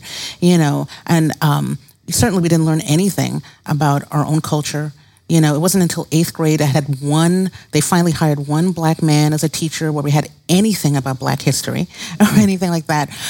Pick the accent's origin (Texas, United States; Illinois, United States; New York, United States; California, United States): New York, United States; New York City; moved away as an adult; now in Detroit, United States; I grew up in Brooklyn, New York